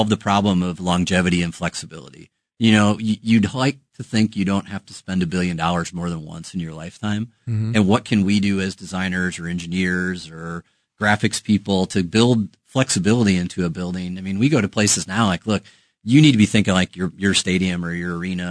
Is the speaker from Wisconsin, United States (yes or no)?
yes; Wisconsin, United States; I'm from Wisconsin